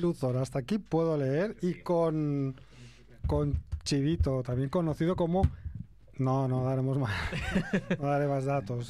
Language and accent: Spanish; Catalonia, Spain; yo que soy un catalán agarrado